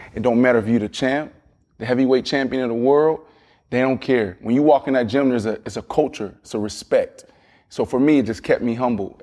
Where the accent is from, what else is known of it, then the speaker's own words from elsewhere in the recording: Pittsburgh, Pennsylvania, United States; I'm from Pittsburgh, Pennsylvania, blue collar, kinda same type of upbringing